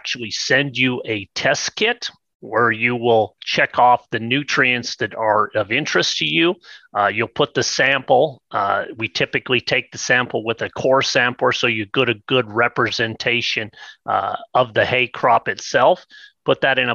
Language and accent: English; southern Idaho, United States; I grew up in Idaho where we're used to, southern Idaho